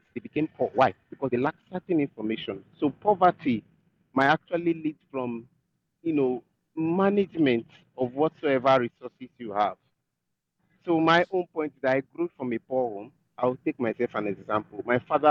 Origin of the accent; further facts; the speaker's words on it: Nigeria; I'm a Nigerian